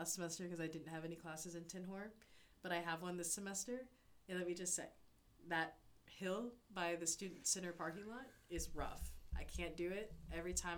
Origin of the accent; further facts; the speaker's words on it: Memphis, Tennessee, United States; moved away as an adult; now in Tuscaloosa, United States; I'm from Memphis.